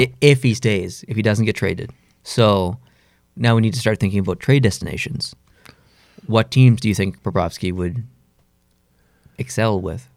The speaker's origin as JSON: {"language": "English", "country": "Canada", "said": "I'm really Canadian"}